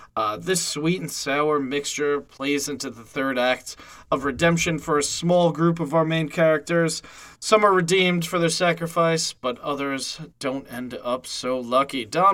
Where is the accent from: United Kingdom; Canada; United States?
United States; New York City, New York; I am from Staten Island.